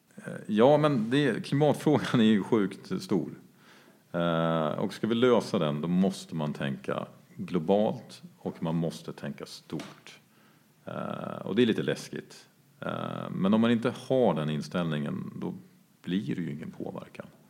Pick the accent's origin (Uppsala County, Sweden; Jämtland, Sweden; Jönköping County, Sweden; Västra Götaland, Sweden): Jämtland, Sweden; now in Stockholm, Sweden; ursprungligen kommer från Jämtland där vi befinner oss nu. Eh, där jag är uppvuxen på en gård en bit utanför Östersund